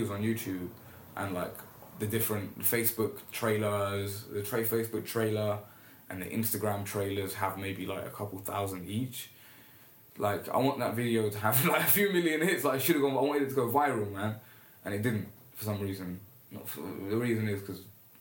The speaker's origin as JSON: {"language": "English", "region": "London", "country": "United Kingdom", "also_born_or_lived": "Jeddah, Saudi Arabia / Eritrea (ancestry)", "said": "I'll say I'm from Camden as well"}